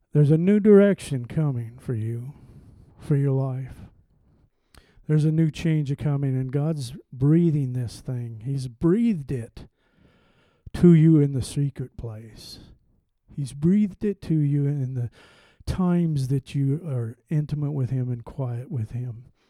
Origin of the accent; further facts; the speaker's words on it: Montana, United States; I'm from the West. Don't hold that for, against me. I'm from Montana.